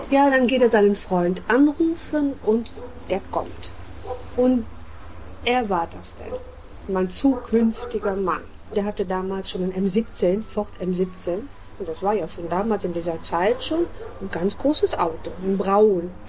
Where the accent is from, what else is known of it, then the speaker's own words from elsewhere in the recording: Frechen, North Rhine-Westphalia, Germany; Ich war also aus Frechen noch nie rausgekommen, außer bei C und A, aber noch nie irgendwo ausgegangen.